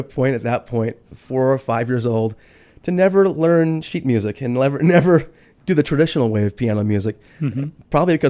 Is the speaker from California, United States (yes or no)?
yes; Inland Empire, Southern California, United States; also born or lived in Pomona, California; now in Phoenix, United States; No, I grew up in Southern California.